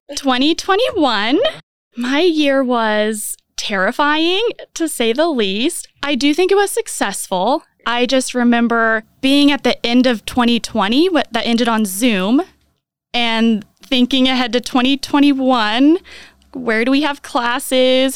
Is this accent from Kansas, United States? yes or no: yes; Ingalls, Kansas, United States; moved away as an adult; now in Manhattan, United States; originally from Garden City. Well, I say Garden City. Really, it's Ingalls outside of Garden City, if anyone knows that area